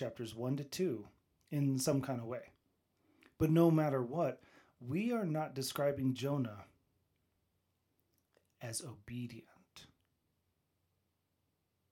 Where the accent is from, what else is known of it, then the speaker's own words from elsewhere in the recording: United States; I'm an American